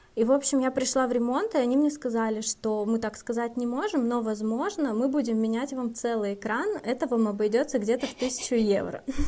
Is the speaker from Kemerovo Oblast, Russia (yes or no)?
no; Republic of Karelia, Russia; now in Finland; я из Карелии